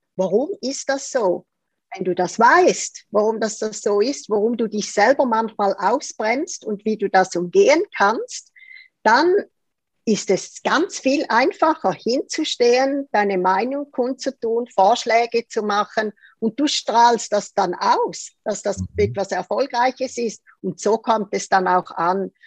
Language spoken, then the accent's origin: German; Zurich, Switzerland; born or raised there